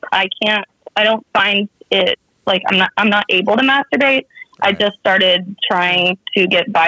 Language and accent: English; California, United States; I'm 23. I'm from California.